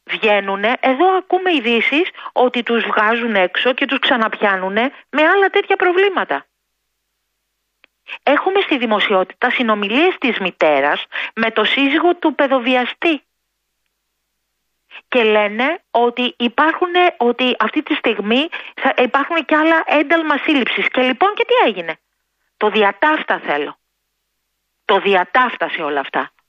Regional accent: Greece; Τι κάνουμε εμείς σαν γονείς, σαν Έλληνες, σαν οικογένεια.

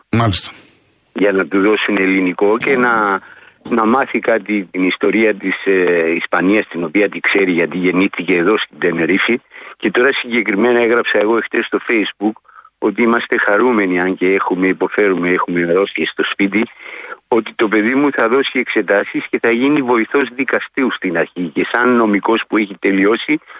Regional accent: Rhodes, South Aegean, Greece; moved away as an adult; now in Tenerife, Spain; όταν ήμουν μικρό στη Ρόδο.

